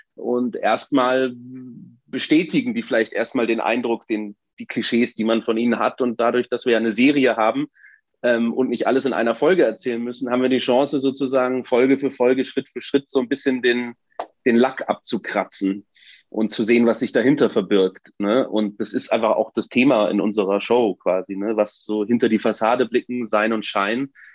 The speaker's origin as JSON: {"language": "German", "town": "Munich", "region": "Bavaria", "country": "Germany", "tie": "born or raised there", "said": "Ich bin in München geboren und aufgewachsen"}